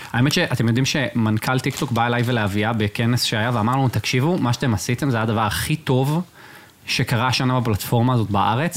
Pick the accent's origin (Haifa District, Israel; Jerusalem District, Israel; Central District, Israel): Central District, Israel; Rosh HaAyin; now in Tel Aviv, Israel; אני מראש עין במקור, אני ומיקי